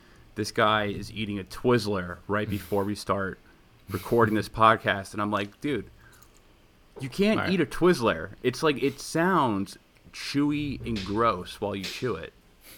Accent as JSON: {"language": "English", "town": "New York City", "region": "New York", "country": "United States", "tie": "born or raised there", "also_born_or_lived": "Manhattan", "said": "I was born in Queens. I moved to Manhattan after I graduated from college, and I've been living in Manhattan for 8 years now, or 7 years."}